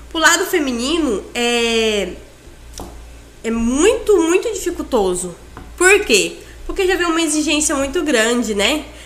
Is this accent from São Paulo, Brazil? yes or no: no; Tailândia, Pará, Brazil; born there; now in Confresa, Brazil; eu moro em Confresa tem quase 20 anos. É, eu sempre fui vendedora. Nasci em Tailândia. Tava brincando agora há pouco com o Thiago, que eu sou tailandesa e ele não sabia.